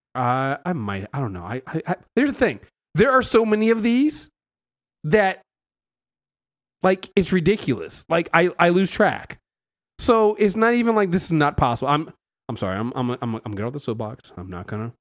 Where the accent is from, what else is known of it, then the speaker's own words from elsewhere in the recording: United States; us Americans